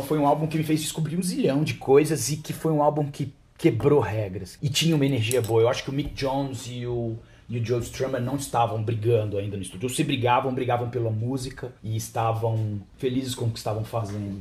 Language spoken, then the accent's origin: Portuguese; Vitória, Espírito Santo, Brazil; eu como venho de Vitória, não sou do Rio Grande do Sul